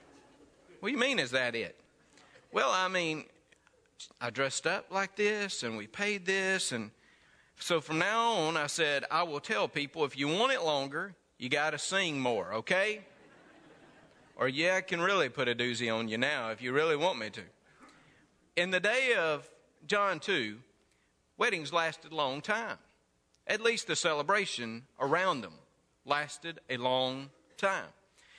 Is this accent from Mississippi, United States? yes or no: yes; Mississippi, United States; Now, I came from North Mississippi, where weddings did not last but maybe about 30 minutes.